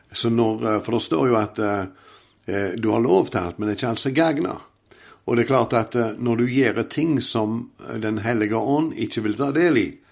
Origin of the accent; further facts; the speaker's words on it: Åkrehamn, Rogaland, Norway; jeg er jo ifra Åkra Eh, på Karmøy. Har vokst opp i en fantastisk familie